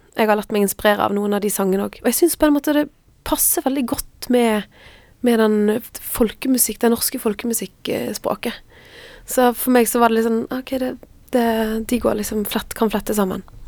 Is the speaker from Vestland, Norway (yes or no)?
yes; Frekhaug, Vestland, Norway; also born or lived in Stavanger; jeg er vokst opp på et sted som heter Frekkhaug